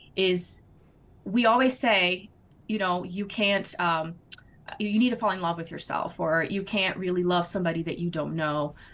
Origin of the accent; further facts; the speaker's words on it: Brazil; English is a second language; moved away as an adult; I am originally from Brazil, born and raised, and then married my American husband almost 13 years ago